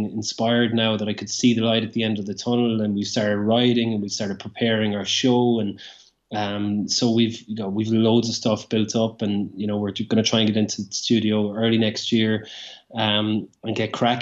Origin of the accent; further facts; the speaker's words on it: Limerick, Munster, Ireland; growing up in Limerick, and he went to the same school as me